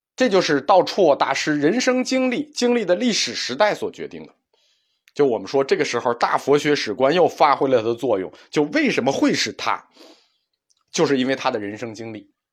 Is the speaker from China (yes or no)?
yes; China; 能丰富的体会和理解痛苦这件事情，是我们中国人的一个长项。